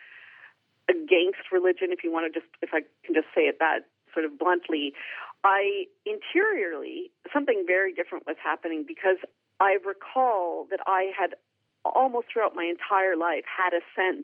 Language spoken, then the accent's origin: English; Canada; I'm Canadian. I'm not Dutch.